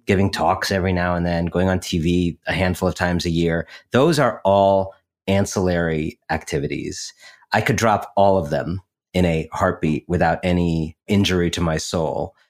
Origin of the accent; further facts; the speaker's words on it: Shaker Heights, Ohio, United States; I grew up in Shaker Heights, Ohio, outside of Cleveland